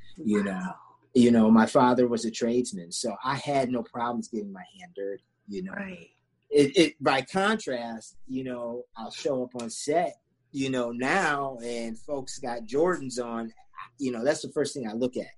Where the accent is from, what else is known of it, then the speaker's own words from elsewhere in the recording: Sandusky, Ohio, United States; also born or lived in England; I grew up in Sandusky, Ohio